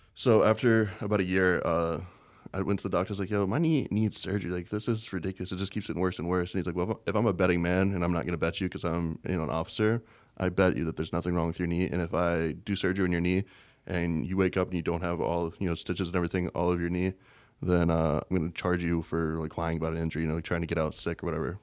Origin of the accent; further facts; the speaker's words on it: West Virginia, United States; moved away as an adult; also born or lived in Las Vegas; West by God, Virginia. Born, raised in pretty much a little farm.